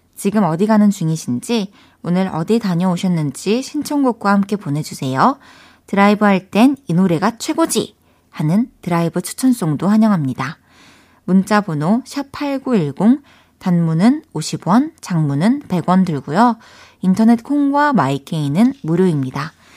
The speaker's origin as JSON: {"language": "Korean", "town": "Changwon", "region": "South Gyeongsang", "country": "South Korea", "tie": "born or raised there", "also_born_or_lived": "Daegu / Busan", "moved": "as an adult", "lives_now": "Seoul, South Korea", "said": "저 마산 출신이잖아요"}